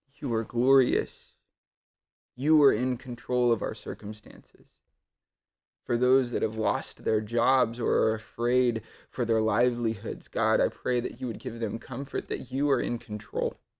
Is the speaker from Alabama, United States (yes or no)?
no; Odessa, Texas, United States; I grew up in Odessa, Texas